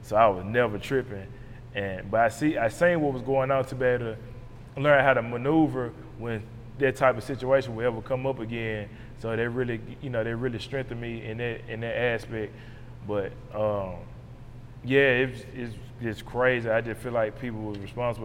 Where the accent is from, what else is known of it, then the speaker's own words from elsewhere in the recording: Memphis, Tennessee, United States; this is my hometown